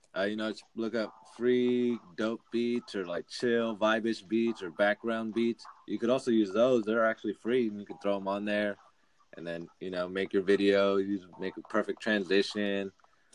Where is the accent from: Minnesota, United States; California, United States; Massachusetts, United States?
California, United States; Bay Area; also born or lived in Hayward, California; I was actually born in the Bay Area and out here from Hayward. And then I moved out when I was like about 8, and we came out here to the valley. It's pretty small and quiet out here